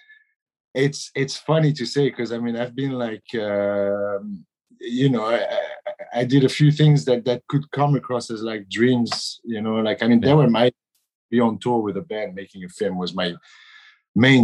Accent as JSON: {"language": "English", "region": "Brittany", "country": "France", "said": "I'm from Brittany in France, and we're sailors in Brittany"}